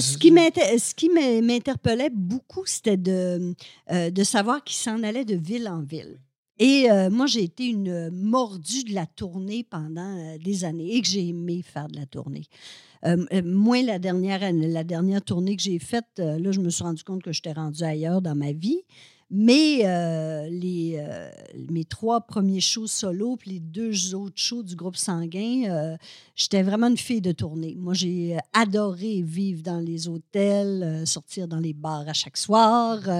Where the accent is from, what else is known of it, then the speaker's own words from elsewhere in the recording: Alma, Quebec, Canada; moved away as an adult; now in Montreal, Canada; je viens du Lac-Saint-Jean, moi, je viens d'Alma